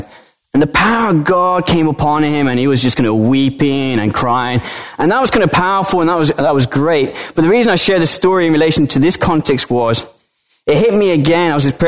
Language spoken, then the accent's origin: English; Colombia; born there; I was born in Colombia, South America, to British parents.